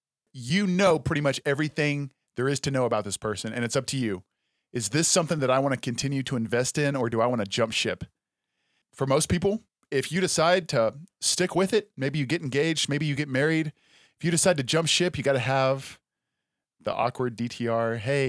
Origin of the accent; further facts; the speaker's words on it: Texas, United States; Texas is. But I love Texas. I'm a Texan.